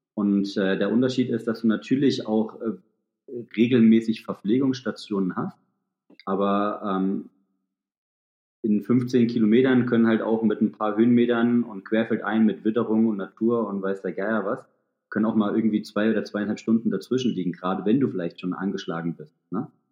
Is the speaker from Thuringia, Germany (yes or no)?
yes; Thuringian Forest, Germany; moved away; also born or lived in Hamburg; komme äh, mitten aus dem Thüringer Wald